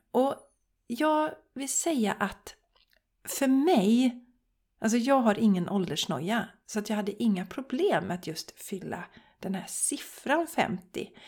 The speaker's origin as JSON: {"language": "Swedish", "town": "Borås", "region": "Västra Götaland", "country": "Sweden", "tie": "born or raised there", "said": "Vi var bland annat i Borås som är min hemstad. Jag är uppväxt i Borås och jag visade mina smultronställen för Charlie."}